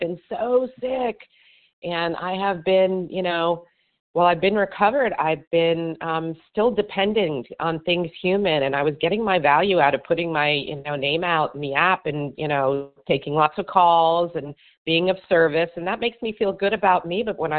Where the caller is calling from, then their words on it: Miami, Florida, United States; Miami, Florida.